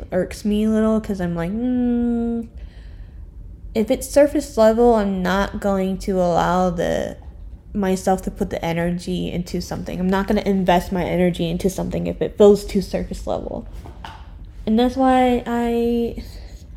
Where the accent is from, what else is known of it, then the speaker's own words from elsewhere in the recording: Orlando, Florida, United States; I was born in Orlando too.